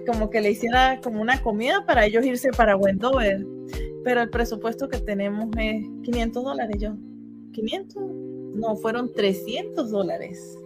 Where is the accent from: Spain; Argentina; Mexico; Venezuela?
Venezuela; San Cristóbal, Táchira; now in Utah, United States; soy de San Cristóbal